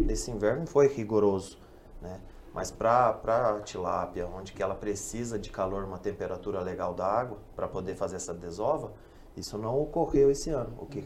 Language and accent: Portuguese; Toledo, Paraná, Brazil; moved away; eu não sou da região, eu sou da região de Toledo